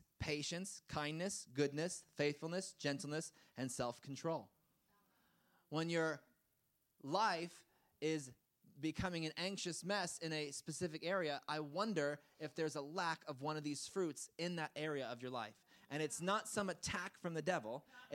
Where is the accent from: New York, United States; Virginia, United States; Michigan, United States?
New York, United States; New York City; I grew up in Brooklyn